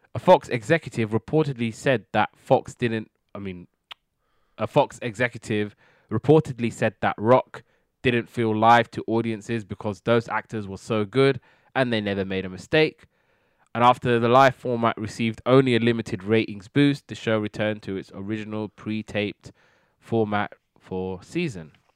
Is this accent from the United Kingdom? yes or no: yes; United Kingdom; being British, we never really get these kind of shows